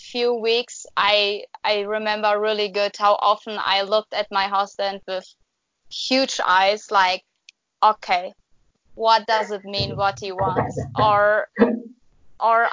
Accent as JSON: {"language": "English", "country": "Germany", "also_born_or_lived": "New Zealand", "moved": "as an adult", "said": "I go back to Germany, to the place where I used to live"}